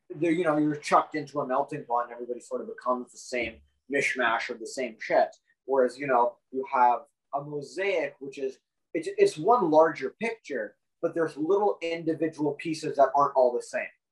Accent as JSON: {"language": "English", "country": "Canada"}